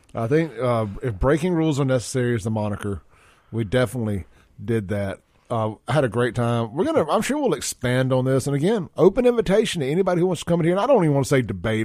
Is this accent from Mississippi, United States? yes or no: yes; Jackson, Mississippi, United States; growing up in Jackson in the nineties